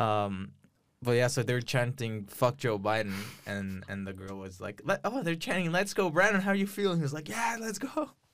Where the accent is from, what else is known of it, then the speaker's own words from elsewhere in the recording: Ciudad Juárez, Chihuahua, Mexico; also born or lived in El Paso, Texas, United States; now in Austin, United States; I'm from El Paso. I was raised in Juarez.